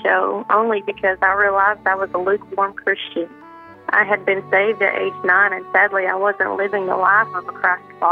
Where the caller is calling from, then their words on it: Oklahoma, United States; I'm calling from Worcester, Oklahoma